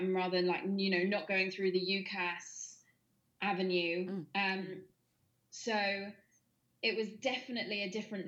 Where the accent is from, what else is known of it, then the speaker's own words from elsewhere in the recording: United Kingdom; also born or lived in Bournemouth; I grew up in Elster and Bournemouth